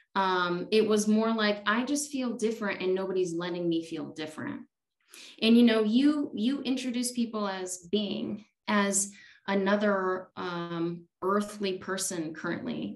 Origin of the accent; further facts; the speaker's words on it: Chicago, Illinois, United States; also born or lived in India; now in Tucson, United States; I grew up in Chicago